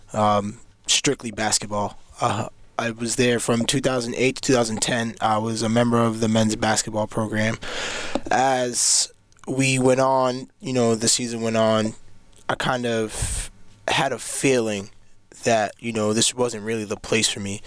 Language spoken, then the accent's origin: English; Cambridge, Massachusetts, United States; I'm from Cambridge, Mass.